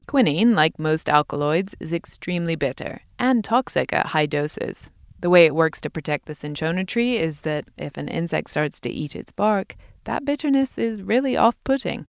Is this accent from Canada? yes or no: no; United Kingdom; moved away